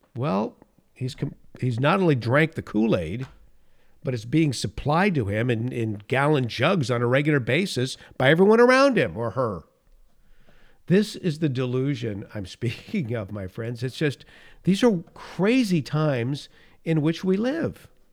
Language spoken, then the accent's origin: English; California, United States; I was born in California, I, I lived in this state mo-, most, in the Golden State most of my life